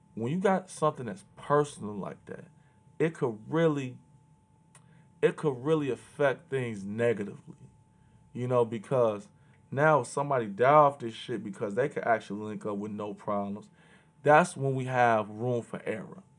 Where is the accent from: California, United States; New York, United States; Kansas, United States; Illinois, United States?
Illinois, United States; Chicago; I grew up in Chicago.